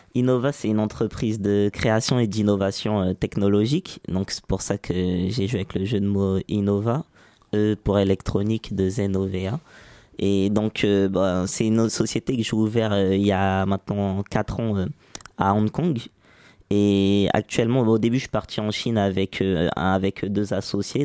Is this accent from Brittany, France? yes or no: no; Saint-Ouen, Île-de-France, France; grandi à Saint-Ouen, pas loin d'ici.